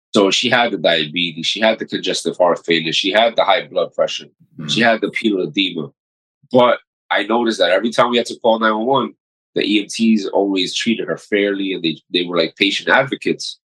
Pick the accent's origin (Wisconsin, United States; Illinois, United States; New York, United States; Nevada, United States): New York, United States; New York City; also born or lived in Dominican Republic; I was raised in Corona, Queens which is still one of the poorest neighborhoods